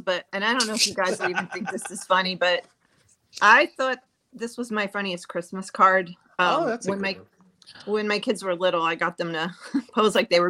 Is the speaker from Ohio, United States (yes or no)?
no; New Jersey, United States; also born or lived in upstate New York; now in New York, United States; I grew up in New Jersey.